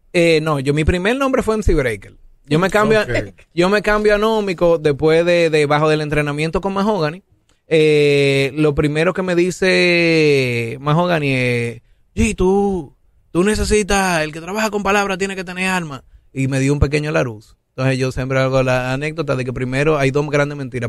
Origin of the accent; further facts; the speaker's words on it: Santo Domingo, Distrito Nacional, Dominican Republic; yo soy de Santo Domingo